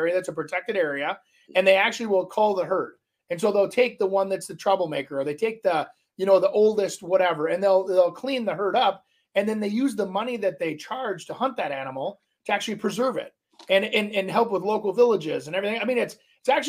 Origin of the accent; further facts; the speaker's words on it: Minneapolis, Minnesota, United States; also born or lived in Brooklyn Park, Minnesota; I grew up in Brooklyn Park and kind of North Minneapolis